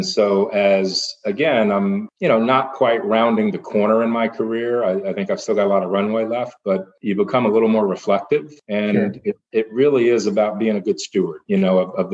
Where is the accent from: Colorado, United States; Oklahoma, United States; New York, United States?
New York, United States; I grew up in New York